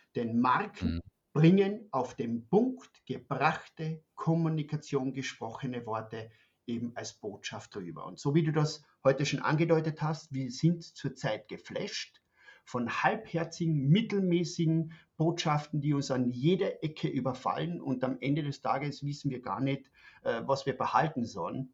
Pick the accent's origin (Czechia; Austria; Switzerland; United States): Austria; moved away as an adult; now in Germany; Man hört das, ich bin ein Österreicher, wohne seit fünf Jahren in Deutschland